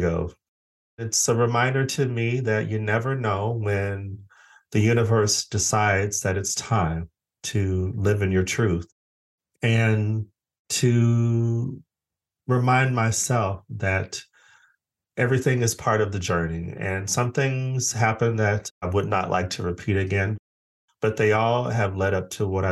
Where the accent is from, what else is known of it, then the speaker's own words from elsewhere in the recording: Phoenix, Arizona, United States; also born or lived in Los Angeles, United States / Stockholm, Sweden; now in Brighton, United Kingdom; I'm originally from Phoenix, Arizona